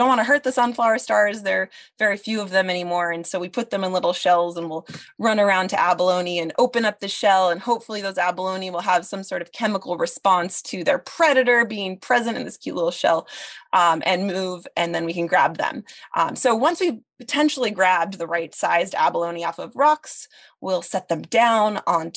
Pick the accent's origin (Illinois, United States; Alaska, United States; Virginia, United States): Alaska, United States; Sitka; to have been a student of Stacy's, growing up in Sitka